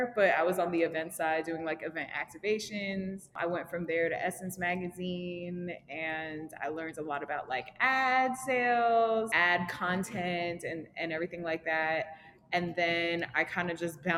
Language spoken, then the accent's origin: English; Rockland County, New York, United States; also born or lived in Harlem, New York; I grew up in Rockland County in New York. I like moved to Rockland when I was like 4 or 5, whatever. So I grew up there